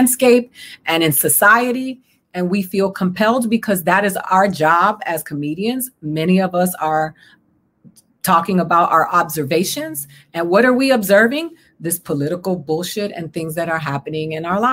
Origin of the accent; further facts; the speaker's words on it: Miami, Florida, United States; I grew up in Miami, Florida